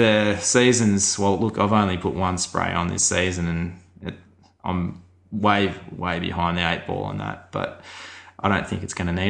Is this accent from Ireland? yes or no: no; Australia; So he was shocked that I used all these principles and I was from Australia